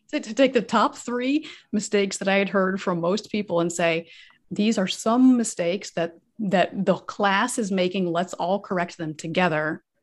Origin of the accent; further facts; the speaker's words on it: United States; first language English; moved away as an adult; also born or lived in Korea; So I'm from the United States. So I'm a native English speaker